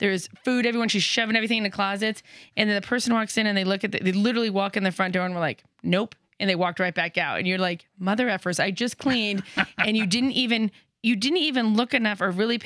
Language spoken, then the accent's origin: English; California, United States; now in Boise, United States; California, where I'm from originally